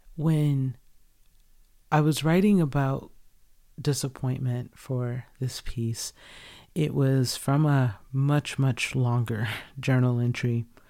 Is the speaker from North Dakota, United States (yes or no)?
no; Georgia, United States; moved away as an adult; where I grew up in Georgia.